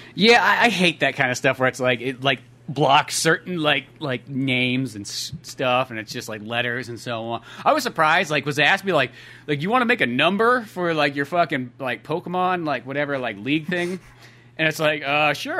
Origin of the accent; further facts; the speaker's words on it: United States; as an American